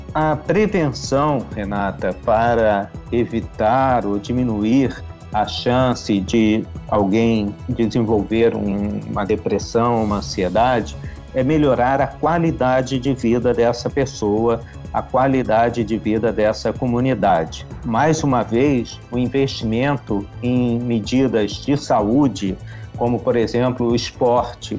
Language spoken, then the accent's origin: Portuguese; Rio de Janeiro, Brazil; como carioca